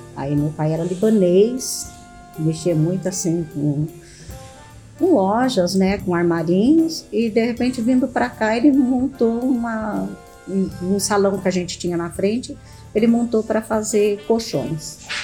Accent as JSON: {"language": "Portuguese", "town": "Adamantina", "region": "São Paulo", "country": "Brazil", "tie": "born or raised there", "also_born_or_lived": "Dracena / Panorama / Guarulhos", "moved": "yes", "said": "Eu nasci em Adamantina, né, estado de São Paulo, Morei em Dracena e Panorama foi a última cidade que nós moramos e viemos para Guarulhos."}